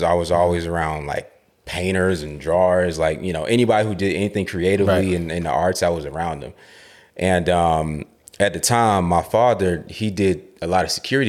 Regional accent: Queens, New York, United States; Yeah, Queens, New York, yeah.

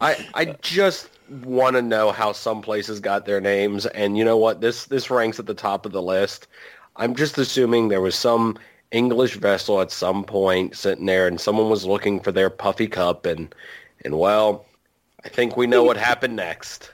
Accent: Virginia, United States; I am from, I am from Virginia. We're really close to West Virginia

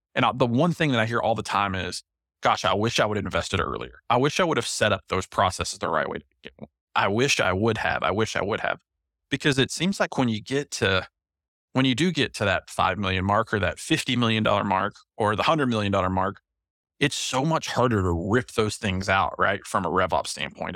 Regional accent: Knoxville, Tennessee, United States; I'm from Knoxville, Tennessee

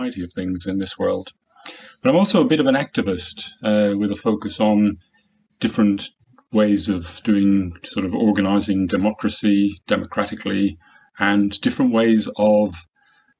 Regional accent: Ireland; moved away as an adult; now in Warwickshire, United Kingdom; I grew up in Ireland near the sea

